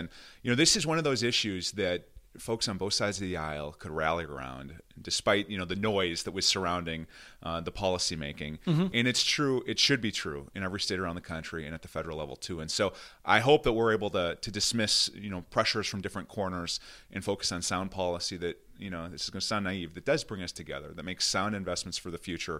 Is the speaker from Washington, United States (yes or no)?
no; Red Wing, Minnesota, United States; Not only did I have a chance to represent my hometown of Red Wing in this beautiful, swath of southeastern Minnesota, bluff country, trout streams